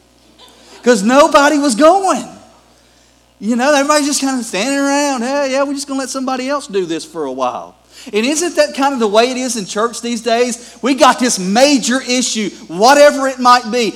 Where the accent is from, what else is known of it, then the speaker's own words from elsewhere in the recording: Gulf Coast, United States; moved away; I'm originally from the Gulf Coast.